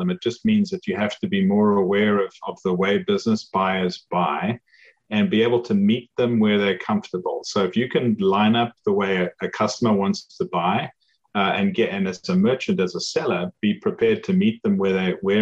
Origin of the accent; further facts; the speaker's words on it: South Africa; moved away as an adult; now in United States; as you can probably tell from my accent, I didn't grow up in the US. I grew up in South Africa